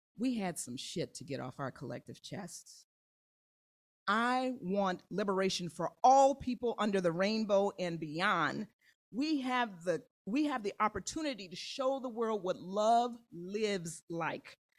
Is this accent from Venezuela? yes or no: no; Kansas City, Missouri, United States; now in Chicago, United States; my hometown of Kansas City